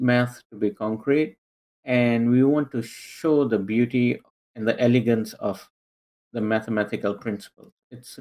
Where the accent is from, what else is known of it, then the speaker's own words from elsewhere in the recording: Singapore; moved away as an adult; now in North Carolina, United States; I grew up, I was born and raised in Singapore